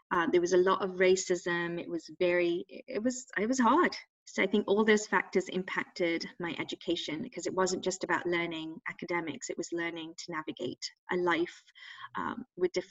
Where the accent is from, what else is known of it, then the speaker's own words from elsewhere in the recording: England, United Kingdom; Like these were not options when I grew up in England.